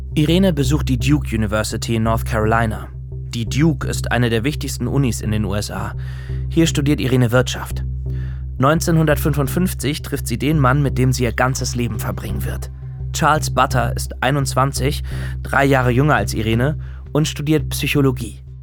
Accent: Germany; bei uns in Deutschland

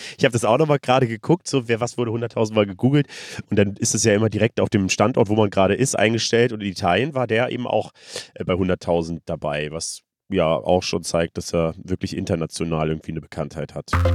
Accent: Germany; ich komme aus Deutschland

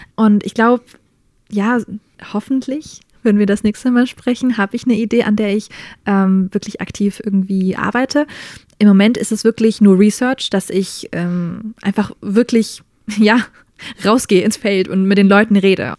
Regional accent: Germany; also born or lived in United States; now in Nuremberg, Germany; als Deutsche bin ich nach Amerika hin

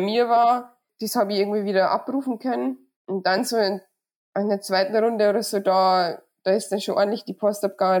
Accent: Surberg, Bavaria, Germany; bei mir zu Hause, weil ich bin ja auf dem Hof aufgewachsen

